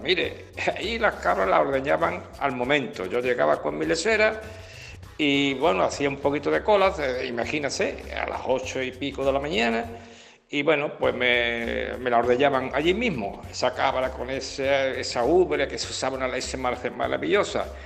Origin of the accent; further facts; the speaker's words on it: Cádiz, Andalusia, Spain; soy de aquí de Cádiz